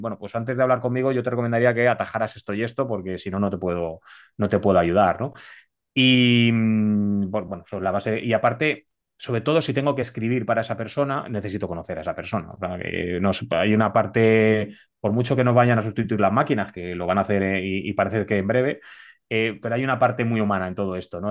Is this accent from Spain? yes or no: yes; Spain; soy español